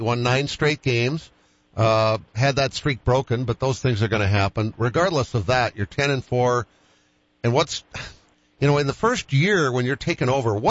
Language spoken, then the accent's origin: English; Wellesley, Massachusetts, United States; moved away; when I was born in Wellesley, Massachusetts.